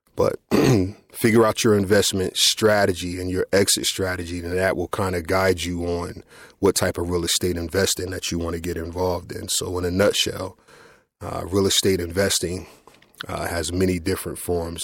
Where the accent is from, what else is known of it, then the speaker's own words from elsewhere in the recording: Trenton, New Jersey, United States; I grew up here in Trenton, New Jersey